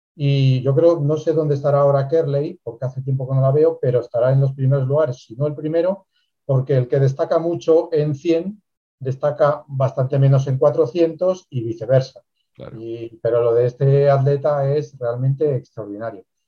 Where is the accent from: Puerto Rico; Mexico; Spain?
Spain; aquí también, en España